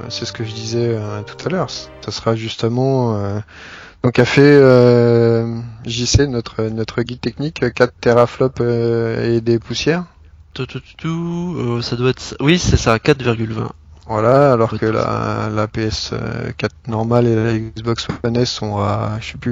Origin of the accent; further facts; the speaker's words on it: France; comme on est français